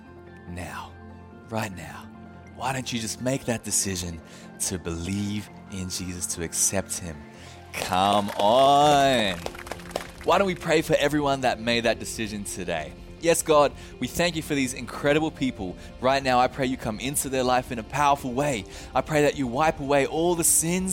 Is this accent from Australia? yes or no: yes; Australia; now in Japan; being the Australian that I am